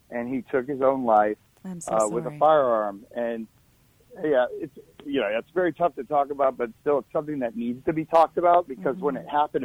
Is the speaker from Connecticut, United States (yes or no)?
no; New Jersey, United States; we're originally from New Jersey, not a very popular gun state.